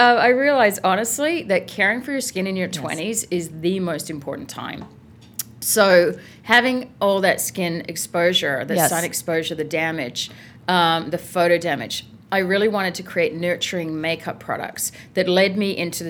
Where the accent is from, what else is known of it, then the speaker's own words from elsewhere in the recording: Adelaide, South Australia, Australia; moved away as an adult; also born or lived in Paris, France; So I grew up in Adelaide, Australia.